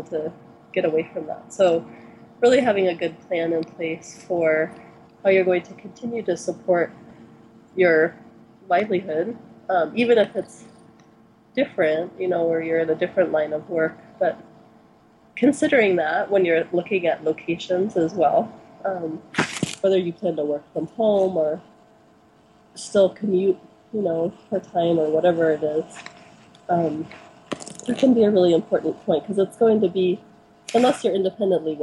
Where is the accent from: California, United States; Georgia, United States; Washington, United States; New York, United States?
California, United States; Santa Cruz; now in Oregon, United States; I'm from Santa Cruz